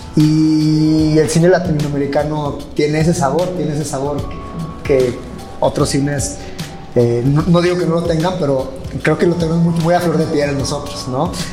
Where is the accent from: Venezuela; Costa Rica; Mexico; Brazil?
Mexico; also born or lived in United States; como latinos, como mexicanos